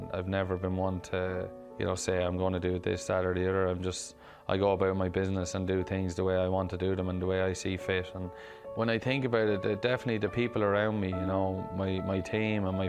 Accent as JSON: {"language": "English", "town": "Clara", "region": "County Offaly", "country": "Ireland", "tie": "born or raised there"}